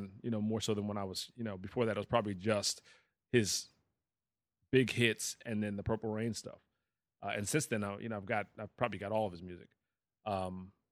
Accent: Northeast, United States; I grew up in the Northeast

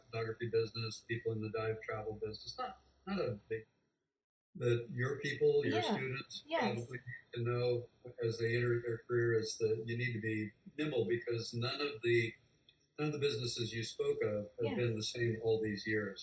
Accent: Illinois, United States; also born or lived in Denver, Colorado / Hawaii; now in Florida Keys, United States; from the swim team growing up in Illinois

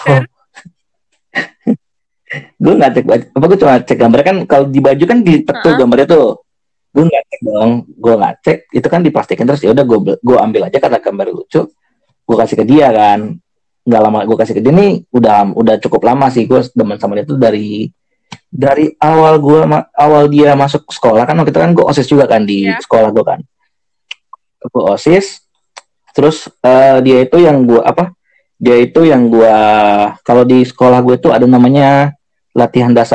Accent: Jakarta, Indonesia; dia orang Solo orang dia orang Solo gue orang Jakarta nih

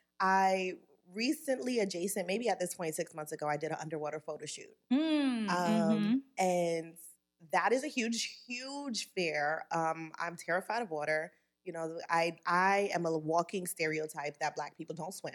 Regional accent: New York City, New York, United States; accent: East Coast; moved away; I grew up in New York and I took the subway to school

